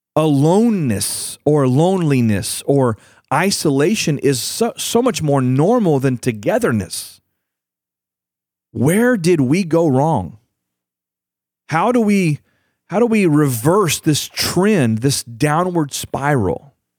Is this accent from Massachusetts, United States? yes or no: no; Houston, Texas, United States; I grew up in Houston, Texas